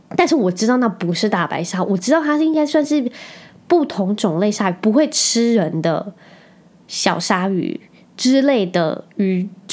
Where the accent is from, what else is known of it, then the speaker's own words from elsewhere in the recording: Penghu County, Taiwan; now in Kaohsiung, Taiwan; 我可以在澎湖这个地方长大